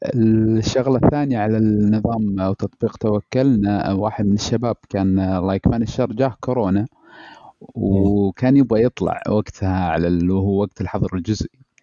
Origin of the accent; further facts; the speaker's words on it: Eastern Province, Saudi Arabia; عندنا في الشرقيه